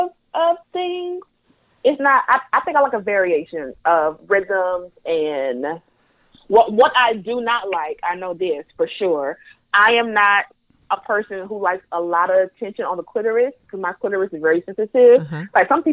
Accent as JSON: {"language": "English", "region": "the South", "country": "United States", "said": "But, again, I am from the Bible Belt South, and I don't ever remember someone telling me that touching myself was okay."}